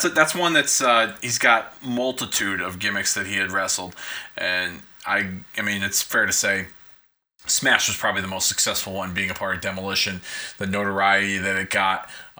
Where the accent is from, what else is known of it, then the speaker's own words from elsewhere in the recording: Hartford, Connecticut, United States; they had asked me, "Where are you from?" I said, "Hartford."